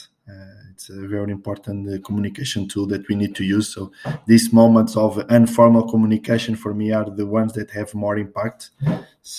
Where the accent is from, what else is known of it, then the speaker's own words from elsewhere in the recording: Portugal; English is a second language; here in Portugal